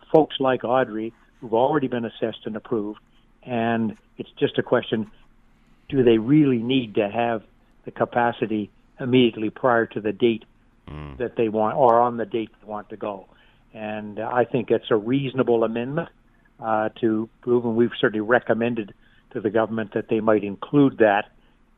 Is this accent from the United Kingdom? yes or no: no; Halifax, Nova Scotia, Canada; I come from Halifax